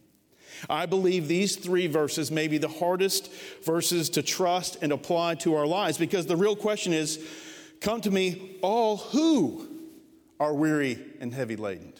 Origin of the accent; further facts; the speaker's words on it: United States; as American Christians